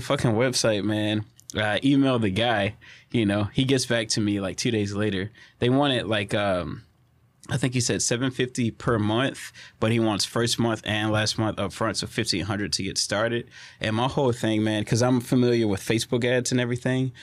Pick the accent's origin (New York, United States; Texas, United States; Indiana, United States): Texas, United States; Orange; my hometown's Orange